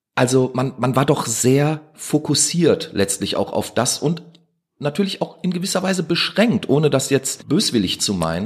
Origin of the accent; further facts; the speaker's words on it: Duisburg, North Rhine-Westphalia, Germany; ich bin in Duisburg-Meiderich groß geworden